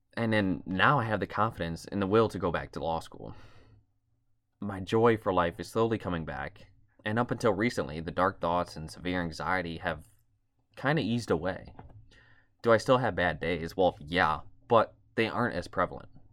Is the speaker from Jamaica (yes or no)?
no; outside Toledo, Ohio, United States; I grew up in a medium-sized city outside, outside of Toledo, Ohio